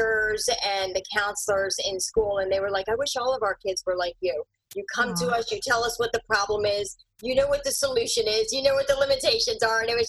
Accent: Philadelphia, Pennsylvania, United States; also born or lived in India / Bucks County, Pennsylvania; now in Chester County, United States; It started elementary in Northeast Philadelphia, and then okay. Bucks County. So I'm out in Chester County now

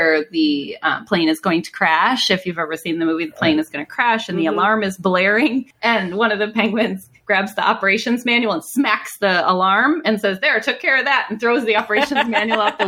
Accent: Minnesota, United States; now in Phoenix, United States; I'm originally from Minnesota, so I remember all sorts of blizzardy

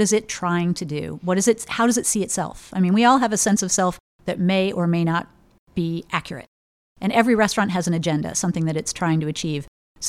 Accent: Oak Ridge, Tennessee, United States; also born or lived in Germany / California; I kind of grew up all over the place, a little bit kind of bi-coastally and abroad for quite a bit. My dad was a nuclear physicist, so he did a lot of popping around. So I was in Oak Ridge, Tennessee in kind of middle school, and West Germany and Cali

